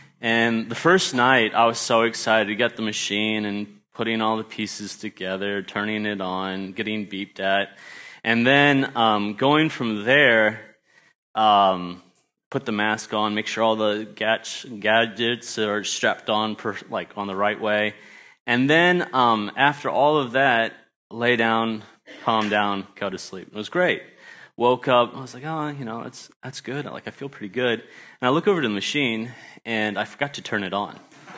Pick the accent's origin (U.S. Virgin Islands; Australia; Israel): Australia; also born or lived in United States; And so I grew up in Australia and went back to the States, lost my accent, unfortunately, and then was able to come back here and teach at the Christian school for 2 years.